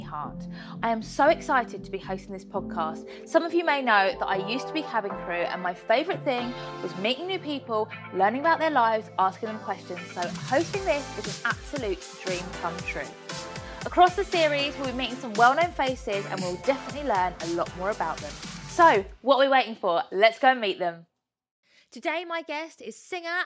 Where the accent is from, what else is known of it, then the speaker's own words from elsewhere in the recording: Worthing, South East England, United Kingdom; I've grown up in Worthing